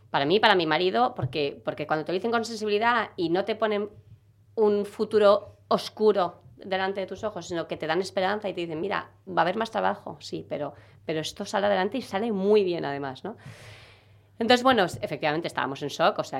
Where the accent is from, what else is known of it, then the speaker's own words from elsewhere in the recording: Galicia, Spain; also born or lived in Brussels / Zaragoza; now in Seville, Spain; Yo soy gallega.